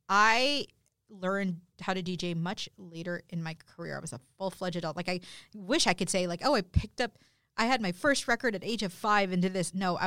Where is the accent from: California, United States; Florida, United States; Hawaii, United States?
California, United States; You know, I grew up in Southern California.